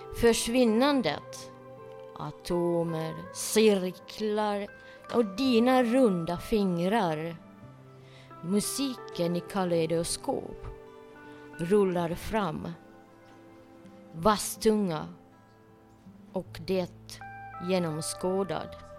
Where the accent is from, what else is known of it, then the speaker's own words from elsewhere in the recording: Finland; jag är äkta finne.